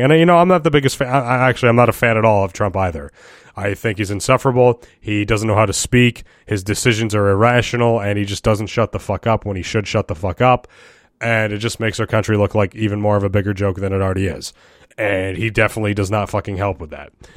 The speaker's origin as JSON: {"language": "English", "region": "New York", "country": "United States", "said": "as a New Yorker"}